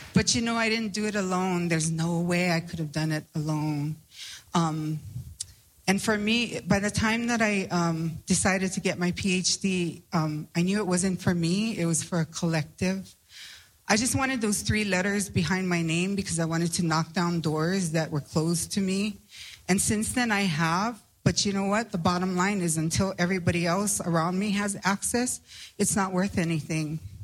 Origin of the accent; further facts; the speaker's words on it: Hawaii, United States; I come from Hawaii